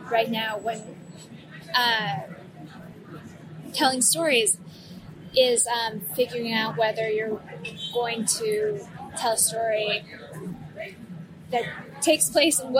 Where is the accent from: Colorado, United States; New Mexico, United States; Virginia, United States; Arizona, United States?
Colorado, United States; moved away; I'm from Colorado. I grew up there